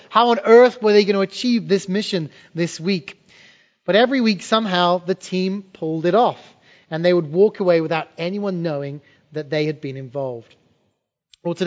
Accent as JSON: {"language": "English", "region": "England", "country": "United Kingdom", "tie": "born or raised there", "moved": "yes", "said": "When I was a kid growing up in England in the 80s"}